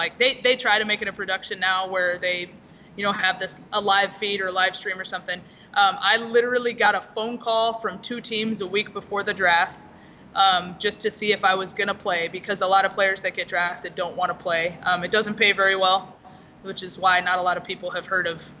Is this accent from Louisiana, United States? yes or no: no; Southern California, United States; I grew up in Southern California